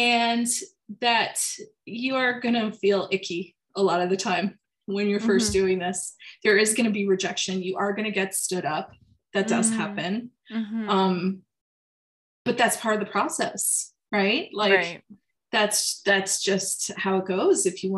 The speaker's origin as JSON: {"language": "English", "country": "France", "said": "So even though I was from France, we were also like on tour."}